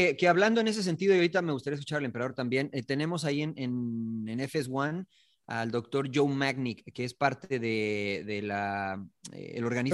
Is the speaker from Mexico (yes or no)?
yes; Mexico; nosotros los mexicanos